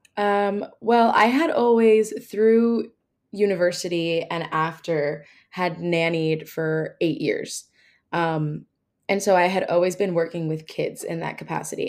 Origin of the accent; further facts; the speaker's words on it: New Jersey, United States; I'm originally from New Jersey